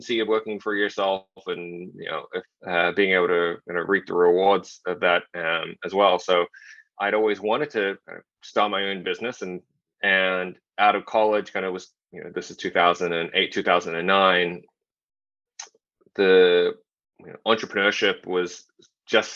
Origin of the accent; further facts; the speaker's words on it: Sydney, New South Wales, Australia; also born or lived in Shanghai; I was born in Shanghai, grew up in Sydney, Australia.